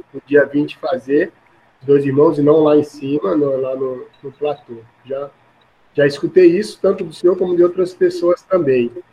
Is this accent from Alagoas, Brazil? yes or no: yes; Maceió, Alagoas, Brazil; now in São Paulo, Brazil; Eu nasci de criado em Maceió, Alagoas